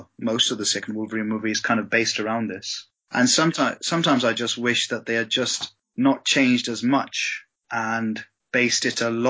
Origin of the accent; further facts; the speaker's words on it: India; moved away as an adult; also born or lived in England; I was born in England, but my folks moved back to India and I was in India for 20 years before I came back.